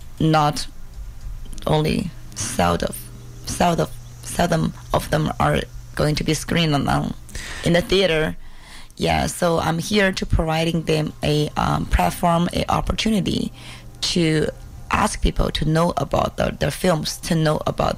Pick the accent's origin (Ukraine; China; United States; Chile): China; Chongqing; moved away as an adult; also born or lived in New Zealand; now in Vancouver, Canada; my hometown, Chongqing.